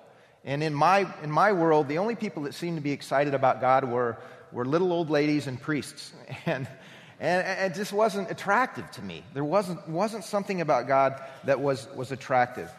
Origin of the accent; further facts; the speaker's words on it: Anderson, Indiana, United States; I was raised in Anderson, Indiana